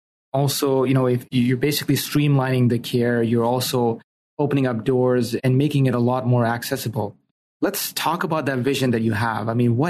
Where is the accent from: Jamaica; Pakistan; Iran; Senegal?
Pakistan; moved away; I'm originally from Pakistan and my mom is in Pakistan